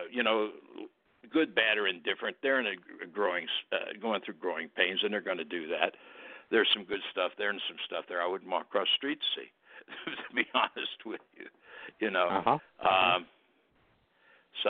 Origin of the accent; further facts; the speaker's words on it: Cincinnati, Ohio, United States; my hometown is Cincinnati